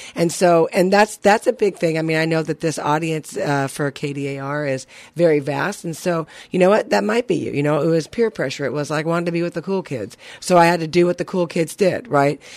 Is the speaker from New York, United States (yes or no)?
no; Burbank, California, United States; I'm born and raised in Burbank, California